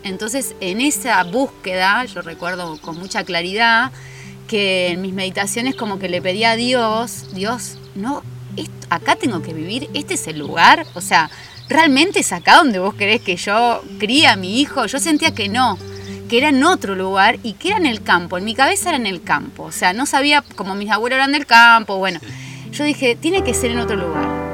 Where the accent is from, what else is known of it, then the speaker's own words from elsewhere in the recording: Mar del Plata, Buenos Aires Province, Argentina; now in Capilla del Monte, Argentina; soy marplatense, nací en Mar del Plata, en la provincia de Buenos Aires